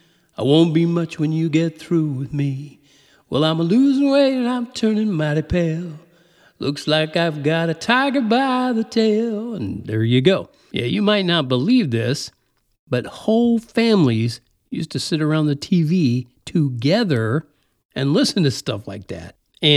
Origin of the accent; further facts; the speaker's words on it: United States; But I was raised in the Midwest, in the Mid-South, in the South.